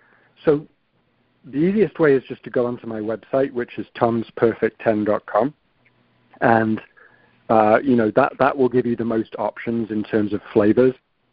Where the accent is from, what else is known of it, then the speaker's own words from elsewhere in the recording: Manchester, North West England, United Kingdom; when I grew up in Manchester United in the 90s were the best team, certainly in the UK